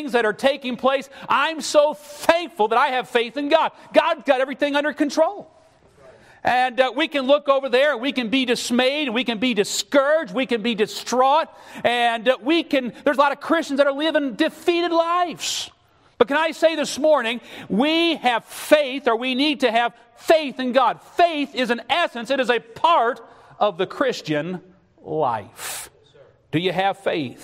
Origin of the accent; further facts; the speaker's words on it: West Texas, United States; I'm from George, West Texas